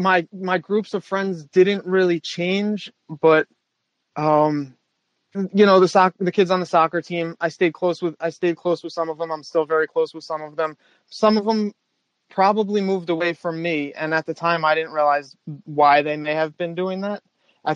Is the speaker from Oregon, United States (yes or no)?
no; New Rochelle, New York, United States; I grew up in New Rochelle, which is just north of the Bronx